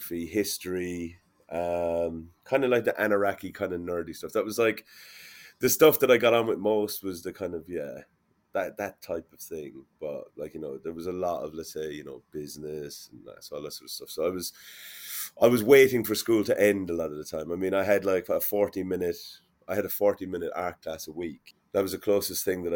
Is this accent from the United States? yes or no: no; Limerick, Munster, Ireland; when I was growing up in Limerick